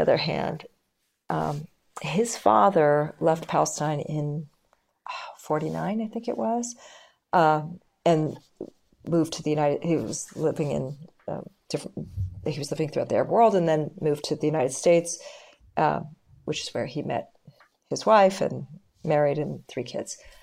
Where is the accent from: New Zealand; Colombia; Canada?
Canada; now in Israel; I was born in Canada